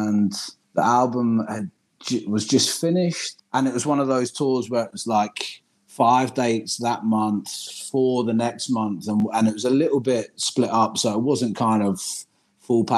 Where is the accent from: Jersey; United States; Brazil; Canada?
Jersey; moved away as an adult; also born or lived in Liverpool / United Kingdom; now in Berlin, Germany; I'm originally from Jersey in the Channel Islands